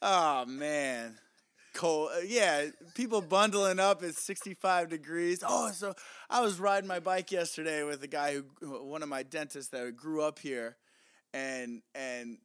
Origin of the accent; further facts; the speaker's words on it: Midwest, United States; also born or lived in New York; now in Southern California, United States; We're from the Midwest